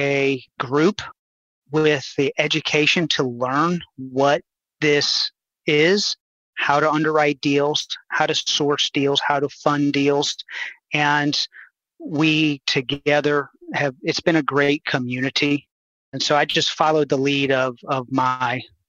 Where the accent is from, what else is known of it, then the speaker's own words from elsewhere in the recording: New Orleans, Louisiana, United States; moved away as an adult; also born or lived in Houston, Texas; I'm born and raised in New Orleans